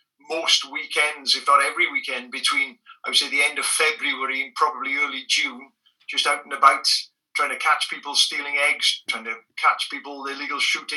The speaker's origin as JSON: {"language": "English", "region": "Wales", "country": "United Kingdom", "first_language": "Welsh", "second_language": "English", "said": "my first language is Welsh"}